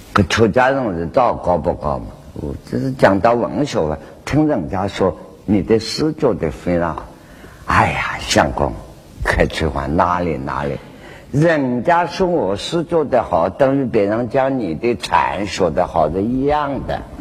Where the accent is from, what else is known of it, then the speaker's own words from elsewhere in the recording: China; 我们中国人